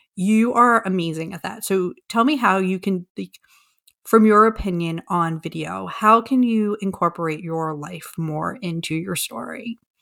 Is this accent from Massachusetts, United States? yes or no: no; New York, United States; I am from New York